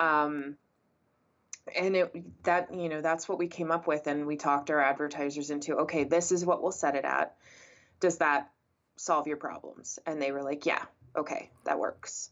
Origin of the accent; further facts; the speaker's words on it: San Antonio, Texas, United States; moved away as an adult; also born or lived in Florida / New Jersey / England; I was born and raised in San Antonio, Texas